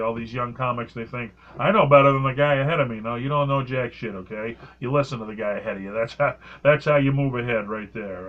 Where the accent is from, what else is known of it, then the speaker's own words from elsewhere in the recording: New England, United States; I'm I'm I'm from New England